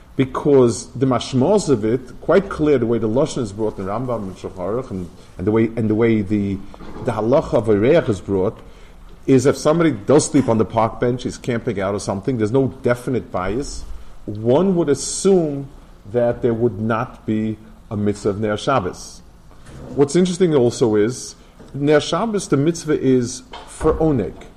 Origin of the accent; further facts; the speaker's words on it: New York City, New York, United States; also born or lived in Lakewood, New Jersey; I grew up in Lower East Side